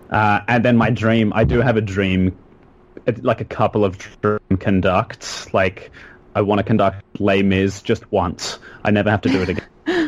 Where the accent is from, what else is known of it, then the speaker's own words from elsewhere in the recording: Australia; now in United States; No, because this is the first time I've heard a group of Australian accents in just such a long time, so my voice is naturally doing this. Because, of course, I've been here a year. I have an American accent now.